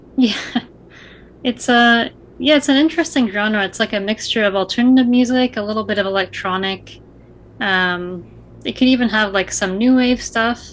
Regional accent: Niagara Falls, Ontario, Canada; also born or lived in Toronto / Glasgow, Scotland; I was born and raised in Niagara

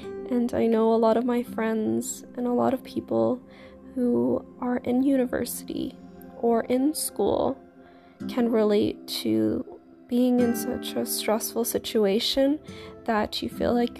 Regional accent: Canada; I am a Canadian, I'm 22 years old

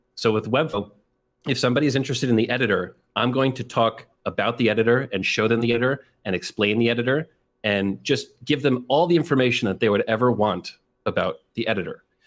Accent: New York, United States; I'm from New York, very close to the city of New York

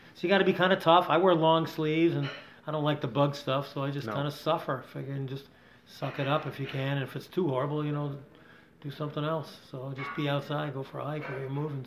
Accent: Rochester, New York, United States; also born or lived in Las Vegas, Nevada; now in Campton, New Hampshire, United States; I grew up a city boy, Adam. I grew up in Rochester, New York

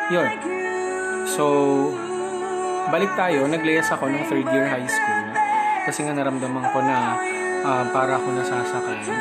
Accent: Central Luzon, Philippines; So, moving forward, um, I'm originally from Bulacan. Ah, din ako ah. pinanganak.

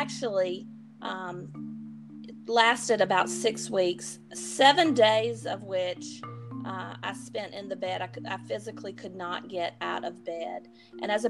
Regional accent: High Point, North Carolina, United States; I am from High Point, North Carolina

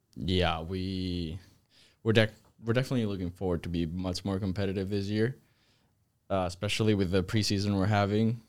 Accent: Zaragoza, Aragon, Spain; moved away as an adult; now in United States; I am from Spain. I'm from Zaragoza.

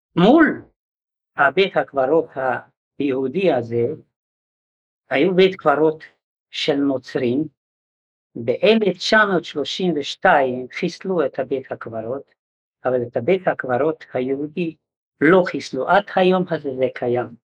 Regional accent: Sátoraljaújhely, Borsod-Abaúj-Zemplén, Hungary; now in Israel; ואימי מורתי, חנה לבית ויינברגר, בהונגריה העילית, בעיר שעטורויה אויה

